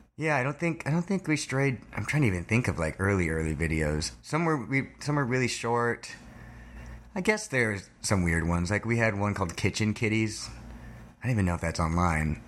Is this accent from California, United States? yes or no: yes; Thousand Oaks, California, United States; I'm from, uh, Thousand Oaks, California, which is about an hour north of here